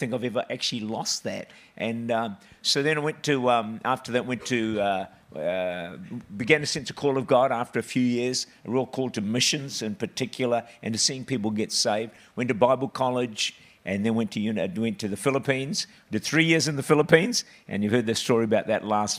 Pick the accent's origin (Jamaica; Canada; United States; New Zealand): New Zealand; I was born in New Zealand, six children, and I was the last of the six. And so we grew up in town